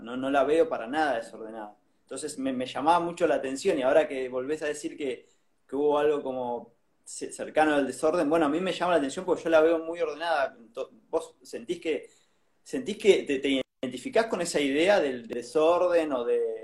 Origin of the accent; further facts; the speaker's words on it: San Juan, Argentina; moved away; yo soy de San Juan